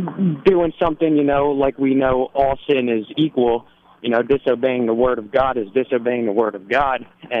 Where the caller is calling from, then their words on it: Bensalem, Pennsylvania, United States; Bensalem, Pennsylvania.